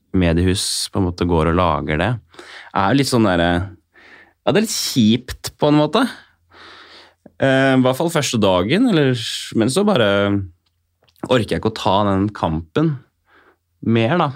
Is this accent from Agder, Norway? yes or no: no; Kongsberg, Buskerud, Norway; der jeg er fra, altså Skålenborg, altså litt utafor Kongsberg